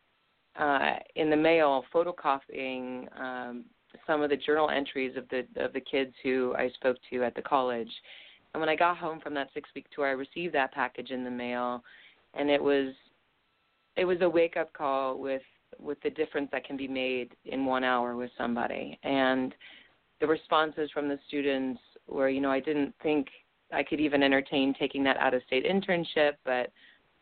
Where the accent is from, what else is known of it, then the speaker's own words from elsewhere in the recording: Littleton, Colorado, United States; moved away as an adult; now in New York City, United States; I was raised in Littleton, Colorado